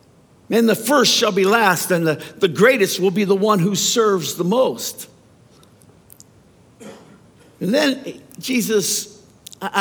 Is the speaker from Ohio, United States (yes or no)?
yes; Youngstown, Ohio, United States; I grew up in Youngstown, Ohio, at a time when Youngstown, Ohio was pretty rough.